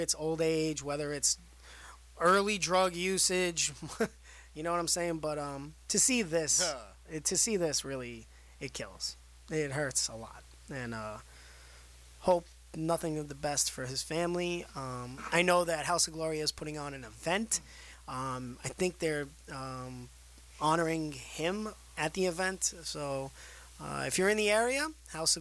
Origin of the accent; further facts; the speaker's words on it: New York City, New York, United States; moved away; Being that I am from originally from Brooklyn, used to wrestle out there